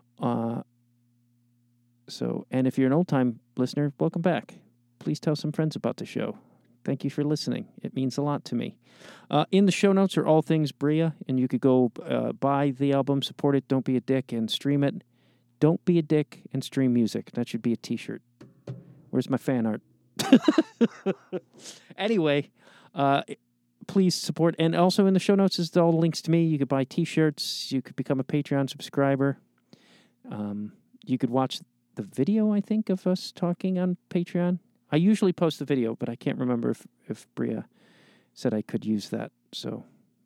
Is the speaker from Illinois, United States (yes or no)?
yes; Chicago, Illinois, United States; I'm from Chicago